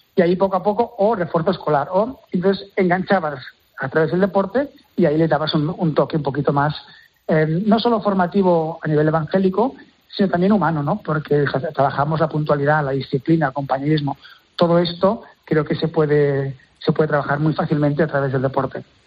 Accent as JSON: {"language": "Spanish", "town": "Terrassa", "region": "Catalonia", "country": "Spain", "said": "Yo soy de Tarrasa y el hockey sobre hierba es casi casi una religión"}